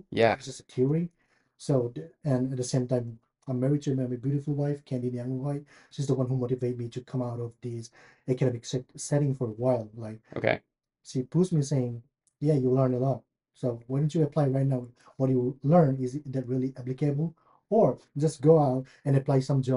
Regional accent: India; also born or lived in Chicago, United States / Louisville, United States; now in Lexington, United States; I'm from India. And right now I stay in Lexington, Kentucky

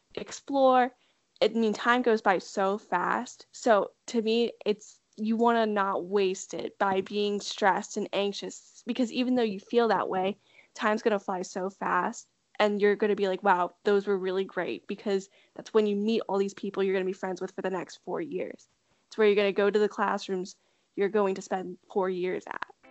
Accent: Delaware, United States; I'm from Delaware, one of my friends who went to my high school also went to UD as well

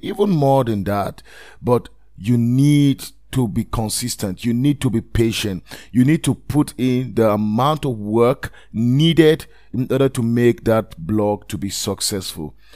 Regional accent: Nigeria; I am a Nigerian

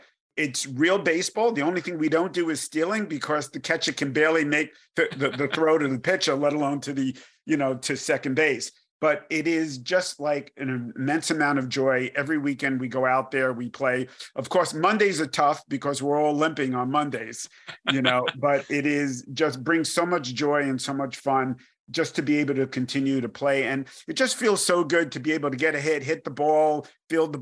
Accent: New York City, New York, United States; now in Danville, United States; I grew up in New York and I was born in Brooklyn, and you can probably tell from my accent.

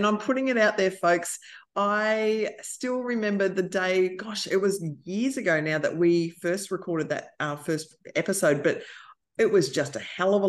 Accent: Australia; So I am the auntie from Australia.

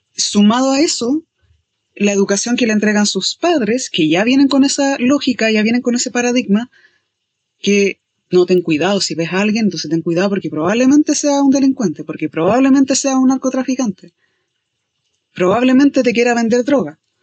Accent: Chile; somos de Chile

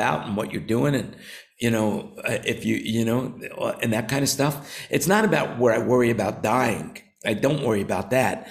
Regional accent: New York, United States; now in Thailand; I grew up in New York

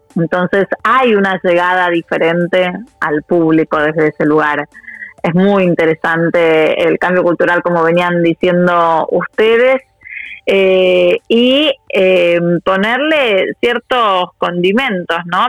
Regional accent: Argentina; moved away as an adult; also born or lived in Russia; now in Moscow, Russia; soy argentina y hija de inmigrantes

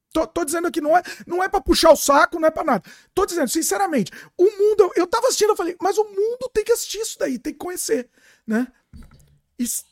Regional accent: São Paulo, Brazil; now in Canada; Eu tô no Canadá agora, mas eu sou de São Paulo.

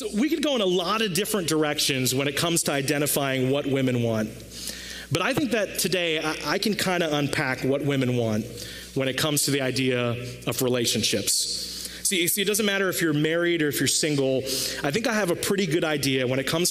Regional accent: India; I'm Indian

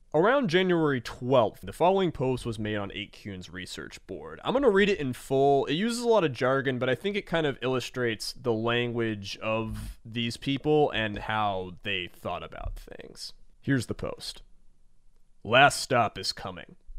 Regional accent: Georgia, United States; I'm from Georgia

